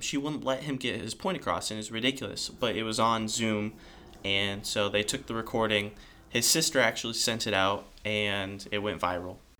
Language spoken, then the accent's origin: English; California, United States; I am from California